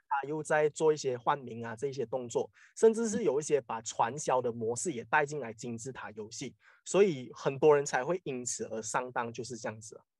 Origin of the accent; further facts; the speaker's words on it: Malaysia; 我们马来西亚人这里